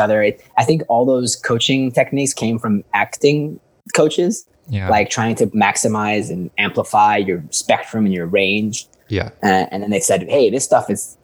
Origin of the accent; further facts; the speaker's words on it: Vancouver, British Columbia, Canada; moved away as an adult; also born or lived in Iran / Dubai / Spain; now in Portugal; I was born in Iran and raised in Vancouver since I was four